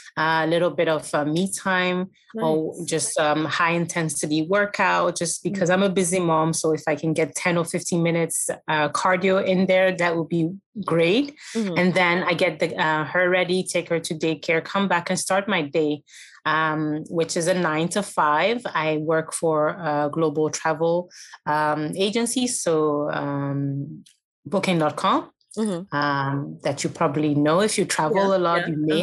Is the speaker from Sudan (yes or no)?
no; Belgium; moved away as an adult; also born or lived in Germany / Ghana; I was born in Germany, but raised in Belgium. So I've pretty much been here all my life, but then I moved to Ghana in 2013.